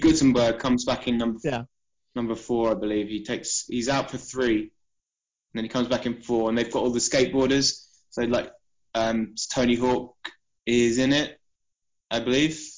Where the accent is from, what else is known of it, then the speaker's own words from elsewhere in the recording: Isle of Wight, South East England, United Kingdom; moved away as an adult; also born or lived in Portsmouth; we're all from the Isle of Wight originally